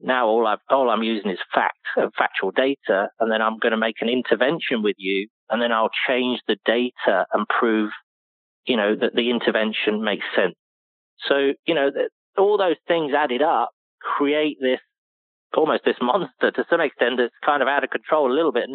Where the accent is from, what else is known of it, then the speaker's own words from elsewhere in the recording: United Kingdom; moved away; being a British person, you know, growing up with all these icons and heroes